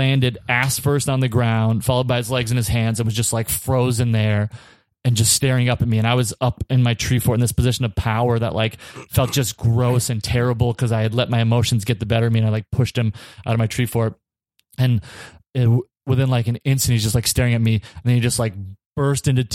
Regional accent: Minnesota, United States; we're from Minnesota

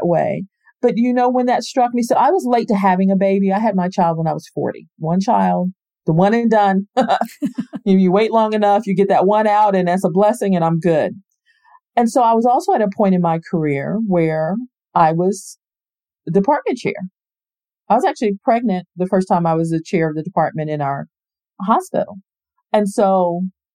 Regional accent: Space Coast, Florida, United States; I grew up in Florida. I'm born and raised here on the Space Coast.

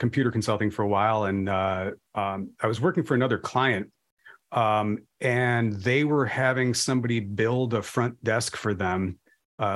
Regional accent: Chicago suburbs, Illinois, United States; also born or lived in DeKalb; I was raised in kind of blue collar suburbs

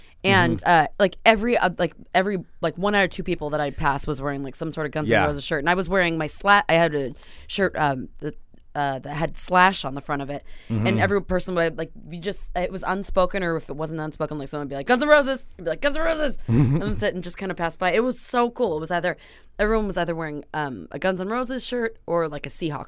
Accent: Ireland; I don't know, the Irish, I'm like, offending myself because I'm Irish.

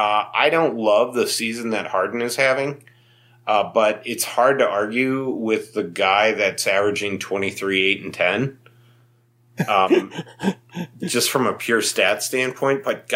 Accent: Anchorage, Alaska, United States; born or raised there

